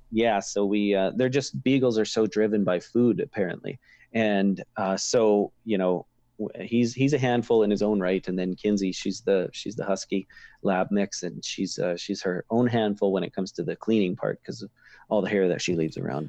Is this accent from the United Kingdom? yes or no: no; Kipling, Saskatchewan, Canada; where I grew up in Kipling